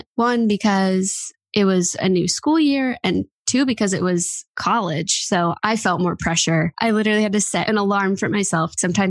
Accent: New Jersey, United States; I'm 19 years old. I'm from New Jersey, and I live with my parents and one of my older sisters.

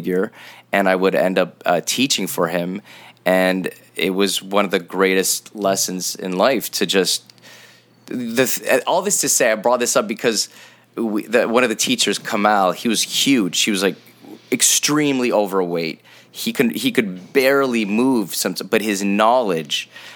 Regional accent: Montreal, Quebec, Canada; we're from Montreal, so there's snow

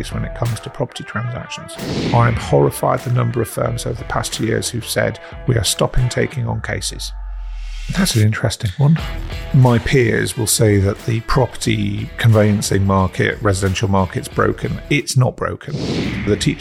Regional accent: Prudhoe, North East England, United Kingdom; I was brought up in Northumberland in a small town called Prudder, which is about 10 miles outside of Newcastle.

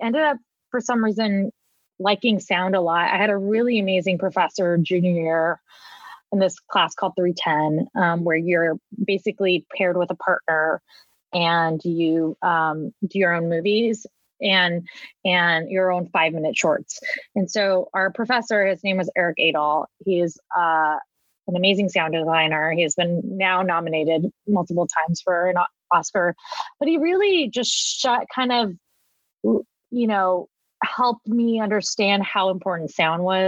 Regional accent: Orange County, Southern California, United States; I was born and raised in Southern California. I grew up in Orange County

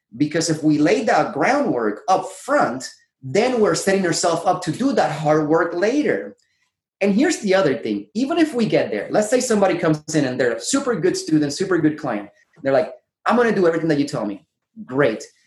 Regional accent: Puerto Rico; moved away as an adult; now in San Diego, United States; I grew up in Puerto Rico

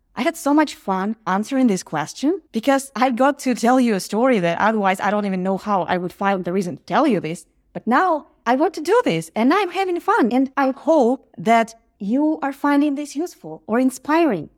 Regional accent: Ukraine; moved away as an adult; now in Los Angeles, United States; I live in Los Angeles, but we are from Ukraine

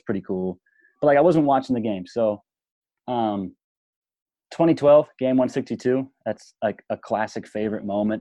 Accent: Pleasanton, California, United States; He's from my hometown. Like, I got to see him play in high school. And, like, he was playing shortstop for the Amador Valley Dons

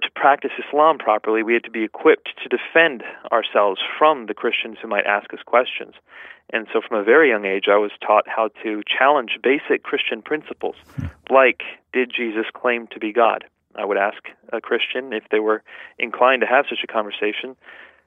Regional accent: United States; growing up in the United States, after my parents had immigrated to here

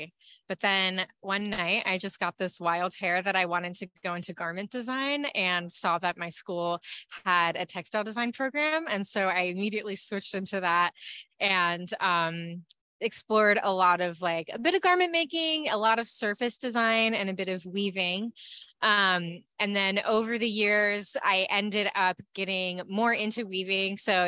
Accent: Yorkshire and the Humber, United Kingdom; you may notice my weird accent because I'm from Yorkshire in the UK. So I've traveled, I think it's nearly 3,000 miles to Fiber Flock Festival.

